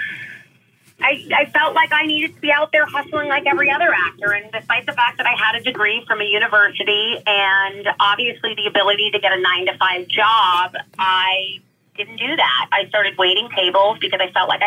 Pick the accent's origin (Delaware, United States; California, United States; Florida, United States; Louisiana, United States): California, United States; Los Angeles; I am born and raised in California, Southern California, specifically Los Angeles